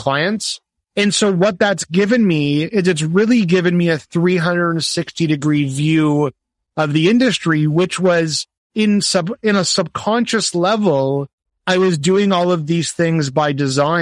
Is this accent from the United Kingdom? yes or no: no; Canada; I'm also a Canadian events professional